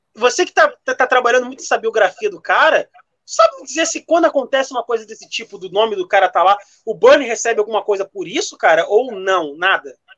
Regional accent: Brazil; eu como brasileiro falo, nós brasileiros temos

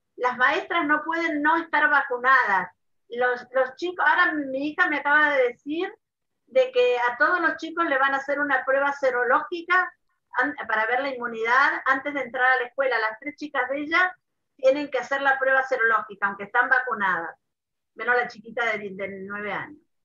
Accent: Mendoza, Argentina; moved away as an adult; also born or lived in Buenos Aires; now in Israel; yo, nací en Buenos Aires, a los ocho años fuimos a vivir a Mendoza

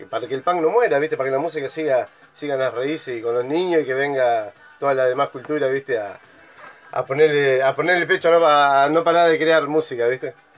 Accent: Bariloche, Río Negro, Argentina; also born or lived in northern Argentina; yo soy de Bariloche

